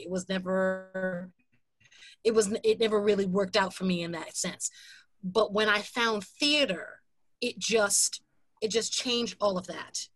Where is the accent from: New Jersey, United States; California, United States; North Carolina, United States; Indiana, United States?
New Jersey, United States; Jersey City; I grew up in Jersey City